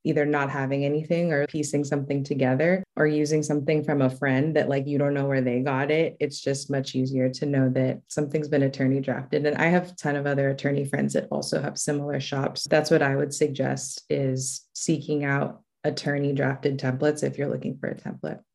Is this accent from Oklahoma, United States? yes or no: no; Los Angeles, California, United States; I was raised in Los Angeles in the South Bay area.